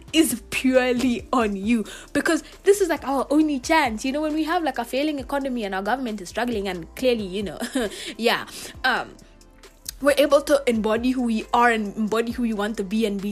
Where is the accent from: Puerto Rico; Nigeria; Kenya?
Kenya; first language Swahili; English is a second language; moved away as an adult; I went abroad as a Kenyan and I lived.